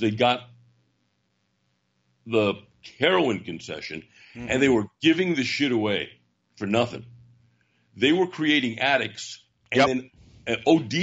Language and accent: English; Brooklyn, New York, United States; also born or lived in Manhattan, New York; we moved to Brooklyn when I was about 6 years old, going on seven